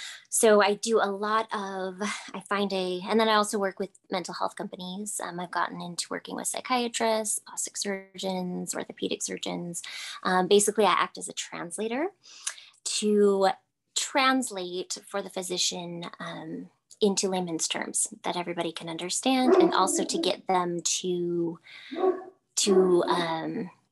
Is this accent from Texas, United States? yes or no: yes; Texas, United States; I am a mom of three, married mom of three in Texas. I hail from the Lone Star State in the United States.